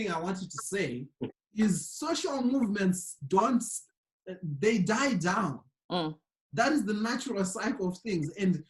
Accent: Zimbabwe; moved away

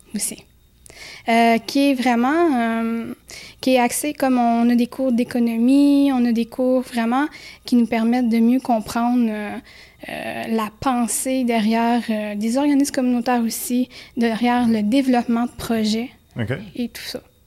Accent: Quebec, Canada; je venais du Québec

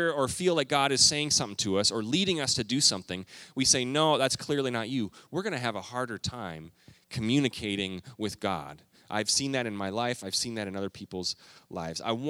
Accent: Canada; moved away as an adult; also born or lived in Minneapolis, Minnesota; now in United States; I grew up in Canada

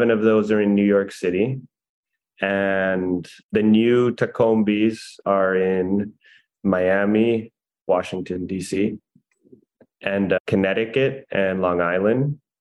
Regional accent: Monterrey, Nuevo León, Mexico; moved away; I would take a Combi to school growing up in Monterrey

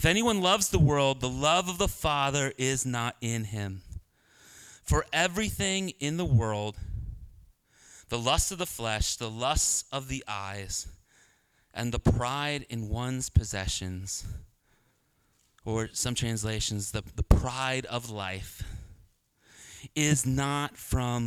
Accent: Philadelphia, Pennsylvania, United States; I'm from Northeast Philly.

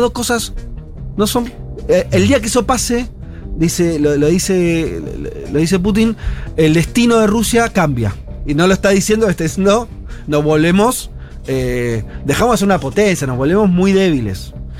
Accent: Argentina; nosotros como argentinos

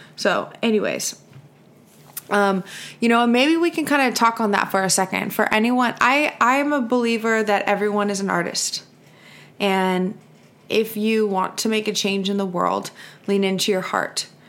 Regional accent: California, United States; I'm from California

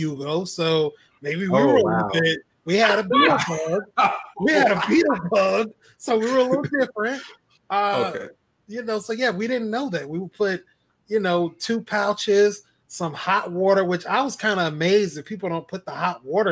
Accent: Mississippi, United States; now in Charlotte, United States; I'm from Mississippi

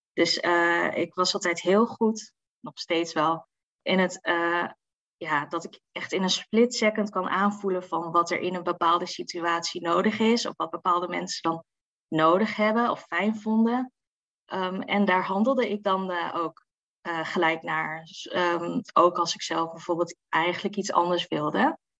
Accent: Assen, Drenthe, Netherlands; ik kom gewoon natuurlijk uit Assen.

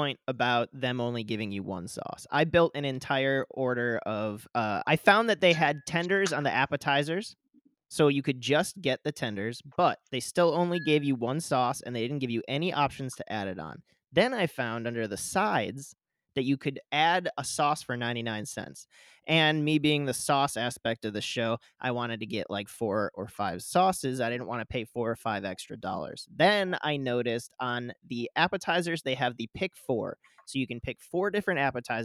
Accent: Midwest, United States; I grew up in the Midwest, and we only had IHOP

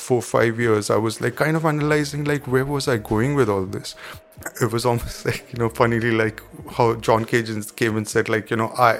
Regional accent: New Delhi, Delhi, India; I was born in Delhi, and I've been here.

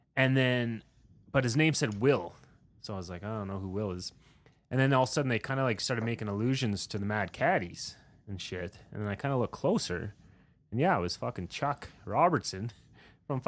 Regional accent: rural Saskatchewan, Canada; I grew up in rural Saskatchewan

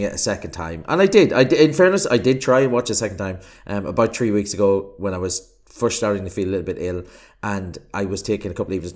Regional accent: Ireland; accent: Irish; I'm Irish, as you can probably tell from my accent

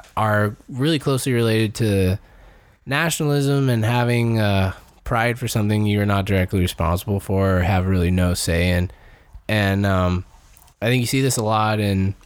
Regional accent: United States; I'm an American

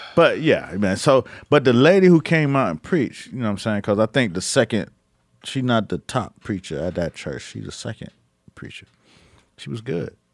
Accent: United States; I grew up Muslim in America

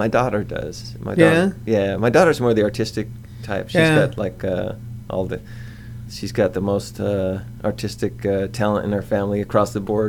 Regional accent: Fresno, California, United States; now in South Pasadena, United States; I grew up in Fresno.

